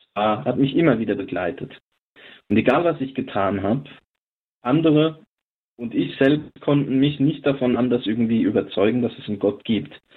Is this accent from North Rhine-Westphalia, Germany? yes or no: no; Lindenfels, Hesse, Germany; now in Neuzelle, Germany; Ich selbst bin äh, aus dem vorderen Odenwald. Ich bin dort geboren in der Stadt Lindenfels